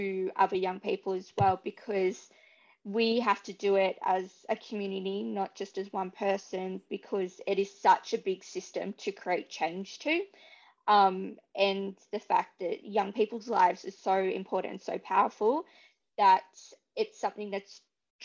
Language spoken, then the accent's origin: English; Dubbo, New South Wales, Australia; moved away as an adult; now in Beresfield, Australia; I've grown up on beautiful Wiradjuri country all my life and always had a proud connection to Dubbo community